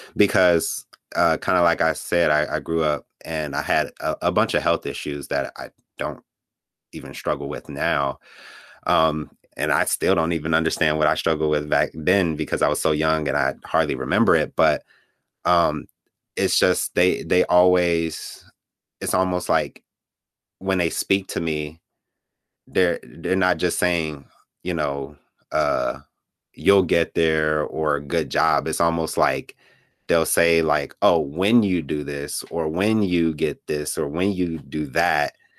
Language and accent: English; Gary, Indiana, United States; also born or lived in Chicago, Illinois; I was born in Chicago, Illinois, on the South Side. and, but I was mostly raised in Gary, Indiana, that's where I went to school, that's pretty much where I grew up